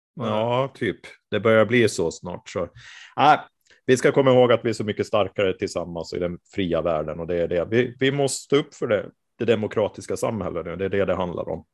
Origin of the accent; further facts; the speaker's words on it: Mariehamn, Åland Islands; där jag är född och uppvuxen, så, eller född jag är inte, men uppvuxen är jag där i alla fall.